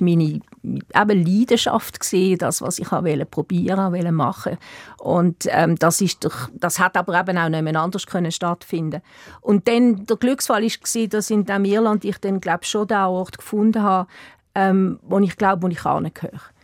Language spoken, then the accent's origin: German; Basel, Basel-Stadt, Switzerland; first language German; moved away as an adult; also born or lived in Eastern Switzerland / Lucerne; now in Ireland; Ich bin auch in Basel groß geworden